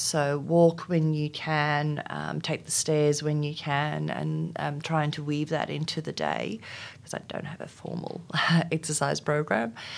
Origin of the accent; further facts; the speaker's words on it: South Africa; first language Afrikaans; English is a second language; moved away as an adult; now in Australia; in South Africa at the time, uh, growing up in, um, during apartheid